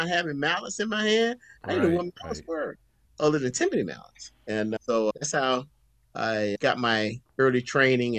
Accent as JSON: {"language": "English", "town": "Vero Beach", "region": "Florida", "country": "United States", "tie": "born or raised there", "said": "Vero Beach, that's my hometown, Vero Beach, Florida"}